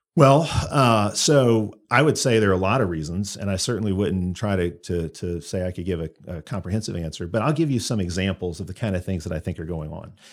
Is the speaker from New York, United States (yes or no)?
no; Chicago, Illinois, United States; moved away as an adult; also born or lived in Auburn; now in Alabama, United States; I grew up in Chicago, so I grew up you know, outside the South